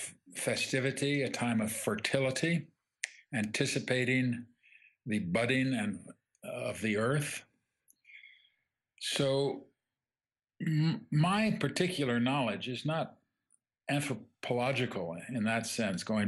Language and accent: English; England, United Kingdom; I grew up in England